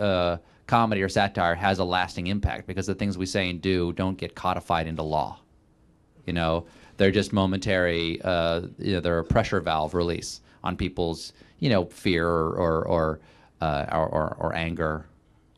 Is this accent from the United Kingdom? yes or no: no; South Carolina, United States; moved away; people I grew up with in my hometown in South Carolina